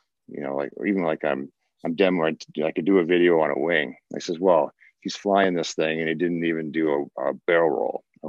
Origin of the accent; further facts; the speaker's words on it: Canada; us Canadians